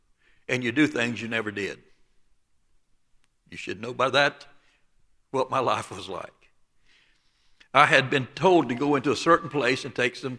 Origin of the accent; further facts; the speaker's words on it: the South, United States; And I was born and raised in the Bible Belt of the South.